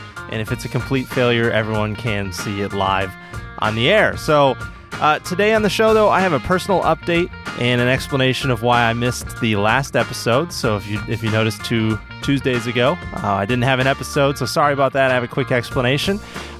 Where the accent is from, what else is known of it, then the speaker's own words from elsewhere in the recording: Michigan, United States; I grew up swimming. I'm from Michigan, so I was always swimming in lakes and stuff like